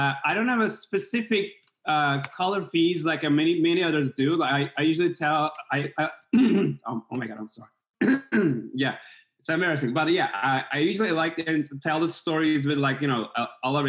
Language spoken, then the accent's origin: English; Istanbul, Turkey; now in New York, United States; I'm originally from Istanbul, Turkey